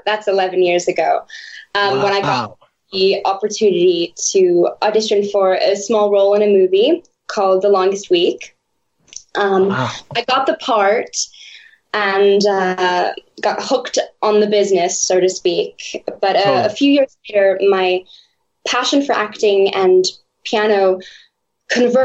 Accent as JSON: {"language": "English", "region": "New York", "country": "United States", "tie": "born or raised there", "also_born_or_lived": "Cambridge, Massachusetts", "said": "I was born and raised in New York"}